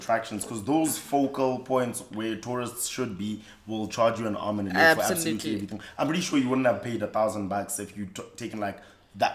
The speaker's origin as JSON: {"language": "English", "region": "Eastern Cape", "country": "South Africa", "said": "I'm also from the Eastern Cape"}